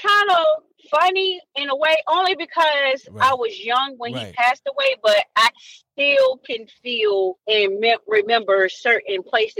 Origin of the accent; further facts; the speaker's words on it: Norfolk, Virginia, United States; I was born in Park Place, but I was raised in Norfolk.